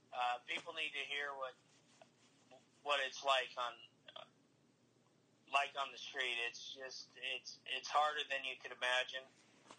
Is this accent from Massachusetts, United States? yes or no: no; Casper, Wyoming, United States; moved away; I was born in Casper, raised in Casper